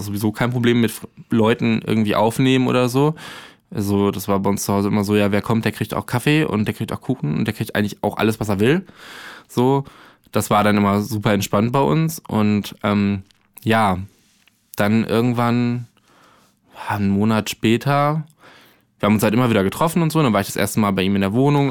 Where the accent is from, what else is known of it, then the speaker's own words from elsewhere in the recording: Arnsberg, North Rhine-Westphalia, Germany; now in Berlin, Germany; ich komme aus der Nähe von Soest mhm. und eher so Arnsberg.